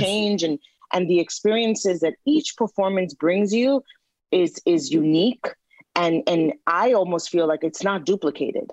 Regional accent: New York City, New York, United States; a New Yorker, you know, uh, born and raised in New York, but from Latino parents

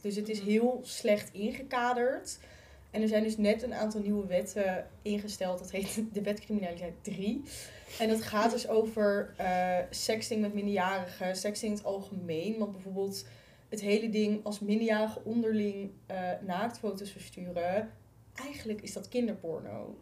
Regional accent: Utrecht, Netherlands; Ik kom zelf uit Utrecht. Ik heb in school gezeten

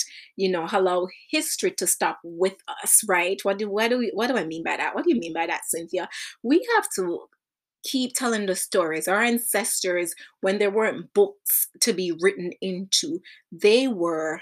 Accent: Jamaica; when I was growing up in Jamaica

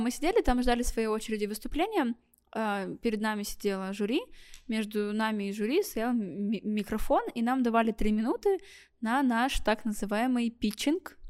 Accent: Blagoveshchensk, Amur Oblast, Russia; я из Амурской области, э, город Благовещенск

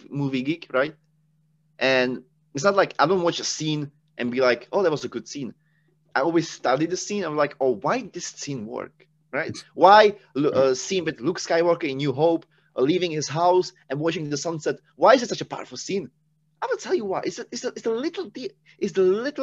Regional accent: Czechia; English is a second language; moved away; I'm from Czech Republic. I'm Czech

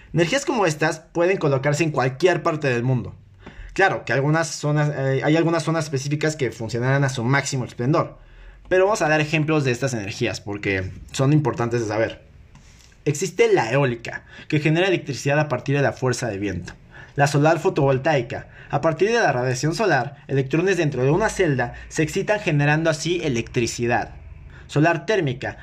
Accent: Mexico; yo que soy mexicano

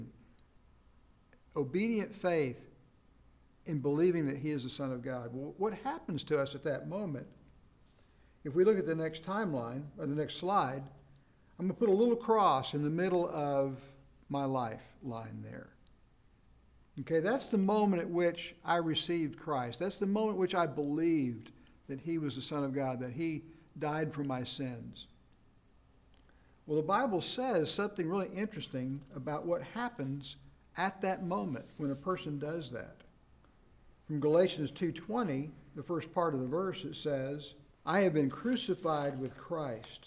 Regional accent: South Carolina, United States; I was born in South Carolina back in the 50s

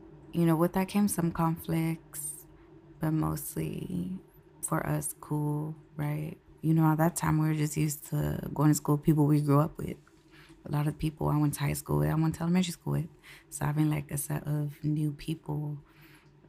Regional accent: Concord, California, United States; moved away as an adult; now in San Francisco, United States; growing up in Concord, I was raised on Monument Boulevard

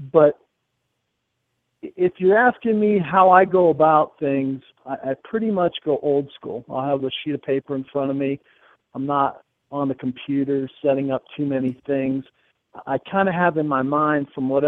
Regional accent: Pittsburgh, Pennsylvania, United States; now in Denver, United States; I grew up in Pittsburgh, Pennsylvania

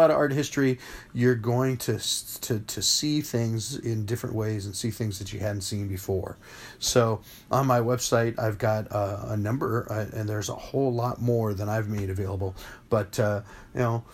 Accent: Phoenix, Arizona, United States; now in Charter Oak, United States; I grew up in Phoenix, Arizona, in the Southwest

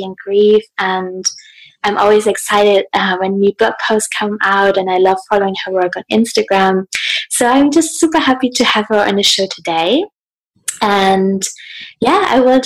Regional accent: Hamburg, Germany; I'm in Hamburg in my hometown at the moment in Germany.

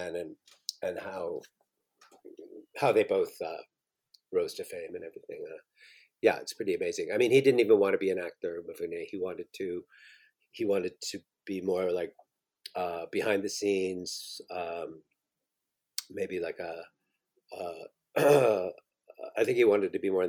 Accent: Southampton, Ontario, Canada; I was born in Southampton, but I grew up in a farm. So we were kind of in the middle of nowhere

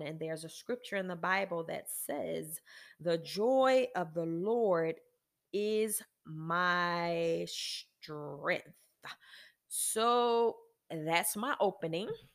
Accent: United States; I am an American, and I am a woman

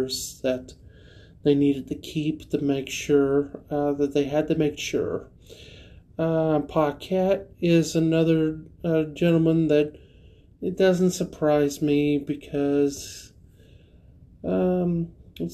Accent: Central Florida, United States; moved away; I'm from Central Florida

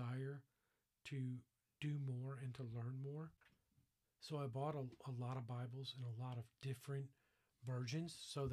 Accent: Fort Lauderdale, Florida, United States; I grew up in Fort Lauderdale, Florida, in an all-Jewish family

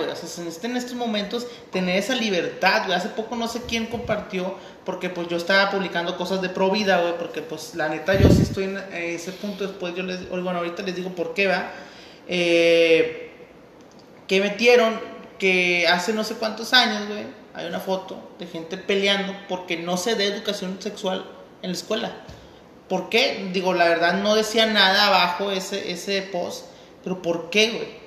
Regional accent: Mexico; nosotros, como mexicanos

